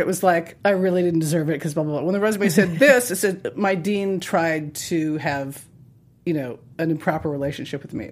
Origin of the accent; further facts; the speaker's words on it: Montana, United States; I grew up in Montana, and we lived in a ranch in a town